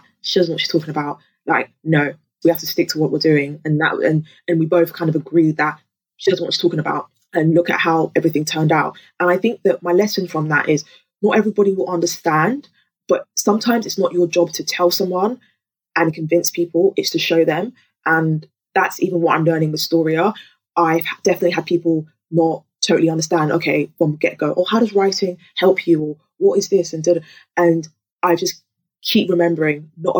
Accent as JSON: {"language": "English", "region": "London", "country": "United Kingdom", "tie": "born or raised there", "also_born_or_lived": "Lagos, Nigeria", "said": "I grew up in Peckham"}